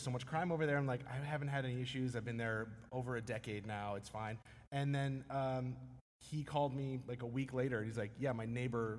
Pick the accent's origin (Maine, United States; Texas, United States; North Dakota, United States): Maine, United States; also born or lived in Aroostook County, Maine / Old Orchard Beach, Maine; So I kind of grew up all over Maine. I was born in Aroostook County, which is like the northernmost part of Maine. So it's all like potato fields and farms and that.